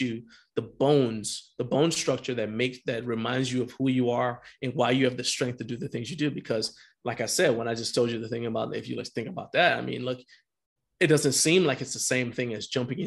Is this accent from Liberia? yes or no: yes; Liberia; now in United States; I was born in Liberia, West Africa. I was born there.